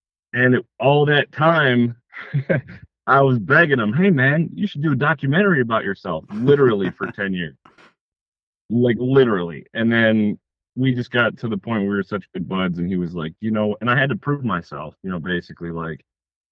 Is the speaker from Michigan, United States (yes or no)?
yes; Detroit, Michigan, United States; I'm from Detroit, Michigan, and I make films